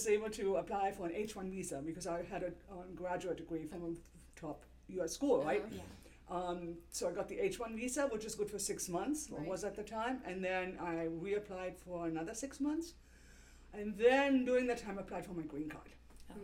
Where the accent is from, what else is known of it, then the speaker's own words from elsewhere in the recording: Germany; moved away as an adult; now in United States; I was born and raised in Germany, and I was sworn as a citizen in 2012.